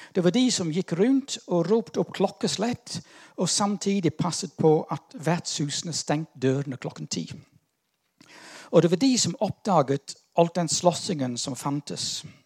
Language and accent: Norwegian; United Kingdom; now in Norway; jeg er litt sånn ambivalent her, som brite